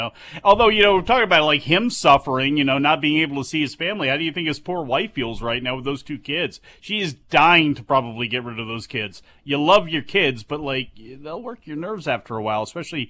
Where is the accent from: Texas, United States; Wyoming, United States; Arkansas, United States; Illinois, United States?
Illinois, United States; Palatine; also born or lived in Arlington Heights, Illinois; I was born in Arlington Heights. Lived in Palatine.